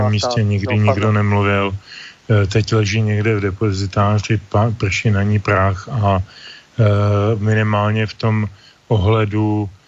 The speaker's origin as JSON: {"language": "Czech", "region": "Bohemia", "country": "Czechia", "said": "U nás v Čechách"}